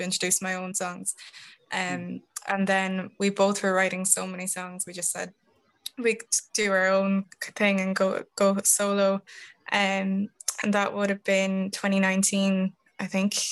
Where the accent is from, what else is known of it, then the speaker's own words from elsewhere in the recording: Tullamore, County Offaly, Ireland; moved away as an adult; also born or lived in Dublin; I'm from Tullamore in Offaly